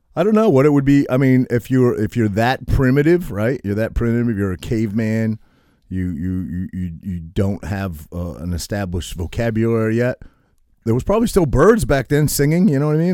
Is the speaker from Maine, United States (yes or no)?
yes; Maine, United States; I grew up in Maine